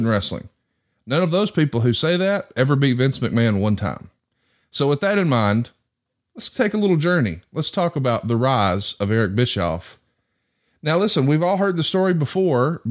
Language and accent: English; the South, United States; As a young man growing up in the South